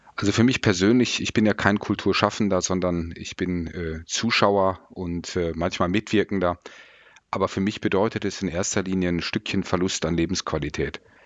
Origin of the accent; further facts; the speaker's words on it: Mettmann, North Rhine-Westphalia, Germany; meiner Heimatstadt Mettmann